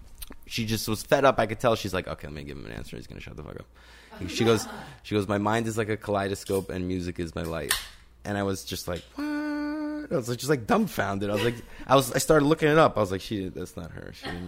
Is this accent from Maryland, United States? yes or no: no; New York, United States; I'm a New Yorker. I live in a New York